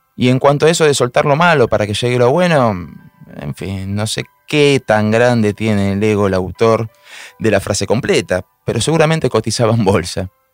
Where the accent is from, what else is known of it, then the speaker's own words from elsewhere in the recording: Buenos Aires, Argentina; soy de Buenos Aires, Argentina.